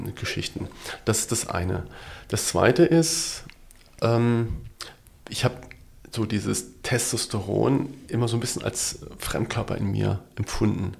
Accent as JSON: {"language": "German", "town": "Wadgassen", "region": "Saarland", "country": "Germany", "tie": "born or raised there", "also_born_or_lived": "Saarbrücken", "said": "ich geboren wirklich so in Saarbrücken mhm. ähm, und aufgewachsen in einem äh, Ort in der Nähe von Saarlouis, das kennt man vielleicht noch ein mhm. bisschen, der ist Wattgassen"}